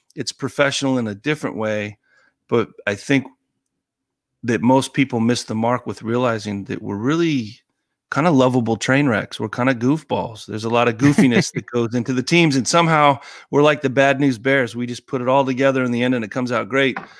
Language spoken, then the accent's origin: English; Colorado Springs, Colorado, United States; moved away; growing up in Colorado Springs